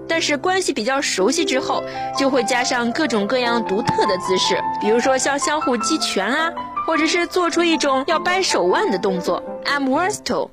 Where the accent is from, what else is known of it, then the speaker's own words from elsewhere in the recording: China; 我们中国人呢，是热情好客的